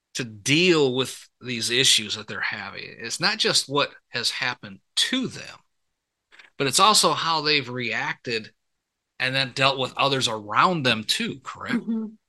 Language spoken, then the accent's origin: English; Michigan, United States; moved away as an adult; i was born and raised up in michigan